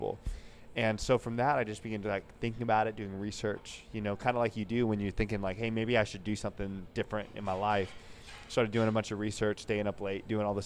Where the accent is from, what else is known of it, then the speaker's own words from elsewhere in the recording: Oakdale, California, United States; moved away as an adult; also born or lived in Washington; now in Sacramento, United States; I'm from Oakdale